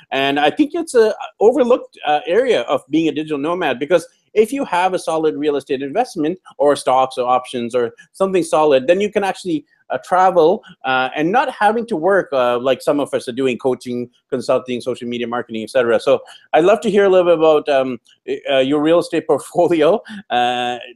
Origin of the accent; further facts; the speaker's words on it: Vancouver, British Columbia, Canada; I'm born and raised in Vancouver, Canada.